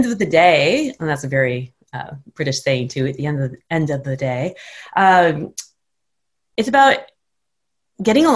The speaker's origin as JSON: {"language": "English", "country": "United States", "also_born_or_lived": "Japan", "said": "as a Westerner, and especially as an American"}